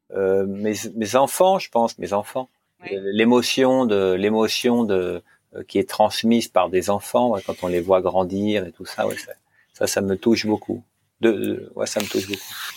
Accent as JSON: {"language": "French", "region": "Normandy", "country": "France", "said": "je suis normand"}